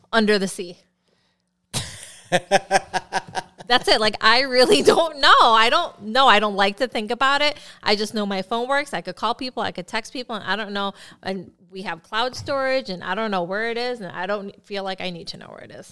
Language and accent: English; Philippines; I'm Filipino